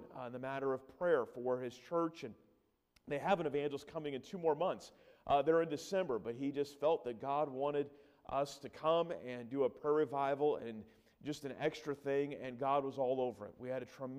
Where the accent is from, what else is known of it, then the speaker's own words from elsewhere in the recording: Sacramento, California, United States; moved away as an adult; also born or lived in North Carolina; I grew up there in Sacramento, grew up in a Christian home